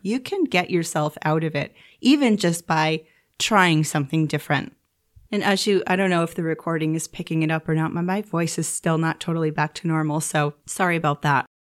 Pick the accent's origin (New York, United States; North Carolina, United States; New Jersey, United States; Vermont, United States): New York, United States; moved away as an adult; now in Turkey; I come from New York, so where I'm from in New York, we have really bright, sunny, snowy winters